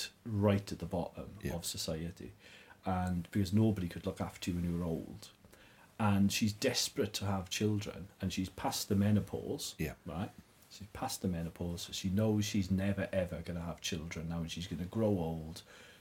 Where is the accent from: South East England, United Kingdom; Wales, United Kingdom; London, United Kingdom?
Wales, United Kingdom; South; moved away; I'm from South Wales. I'm not obviously a natural fan of Conservative MPs, put it that way, growing up in the 1980s in South Wales.